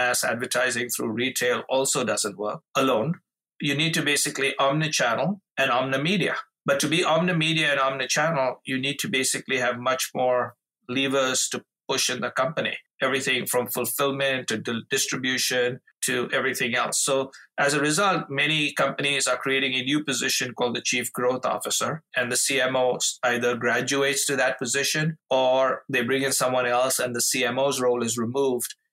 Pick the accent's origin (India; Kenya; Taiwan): India; moved away as an adult; now in Chicago, United States; growing up in India to my parents who were voracious readers